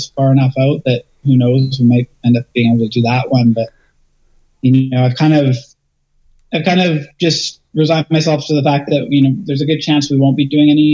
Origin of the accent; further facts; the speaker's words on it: Chilliwack, British Columbia, Canada; now in Vancouver Island, Canada; Cultus Lake is Chilliwack, which is my hometown